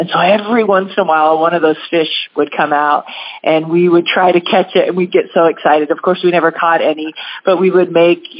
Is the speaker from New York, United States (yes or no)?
no; Spanaway, Washington, United States; Oh, well, I grew up over in the Spanaway area, kind of Spanaway-Tacoma area. My dad was in the military, and so he was stationed over there.